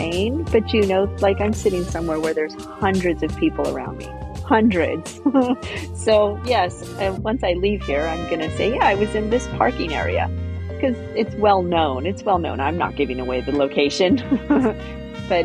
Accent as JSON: {"language": "English", "region": "California", "country": "United States", "moved": "yes", "said": "I'm originally from California"}